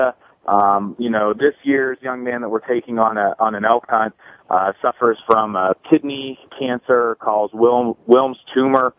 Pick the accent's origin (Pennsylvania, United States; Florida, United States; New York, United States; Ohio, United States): Pennsylvania, United States; I'm from Pennsylvania. I'm up in Northwest Pennsylvania